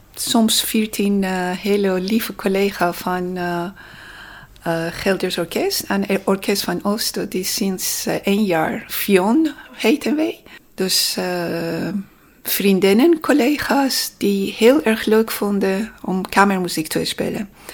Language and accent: Dutch; Tehran, Tehran Province, Iran; Dutch is a second language; now in Netherlands; ik kwam uit Teheran